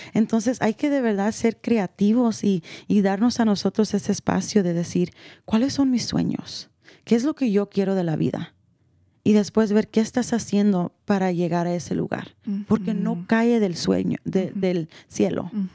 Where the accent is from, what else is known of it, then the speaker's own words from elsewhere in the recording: El Salvador; yo como salvadoreña